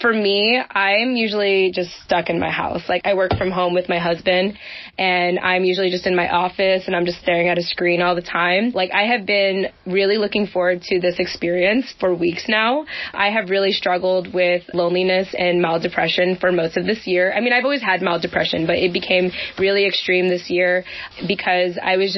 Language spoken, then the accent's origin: English; Philippines; but I'm still a Filipina and I still need like some form of independence.